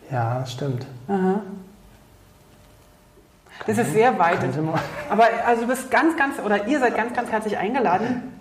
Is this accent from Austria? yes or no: no; Berlin, Germany; wir als Berliner